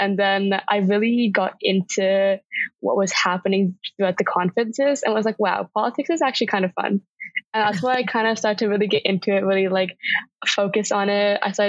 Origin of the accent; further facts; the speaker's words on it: Vancouver, British Columbia, Canada; So I was born and raised in Vancouver, BC. I call this place home just because it's such a big city, but also feels like a bit of a small town.